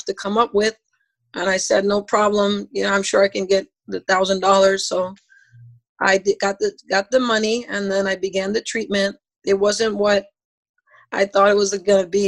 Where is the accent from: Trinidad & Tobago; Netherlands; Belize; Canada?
Belize; moved away; I'm from Belize